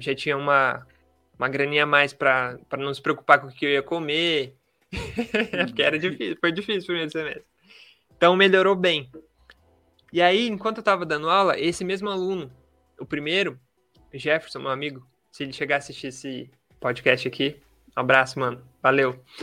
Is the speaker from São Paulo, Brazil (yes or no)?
yes; Marília, São Paulo, Brazil; sou daqui de Marília, no interior de São Paulo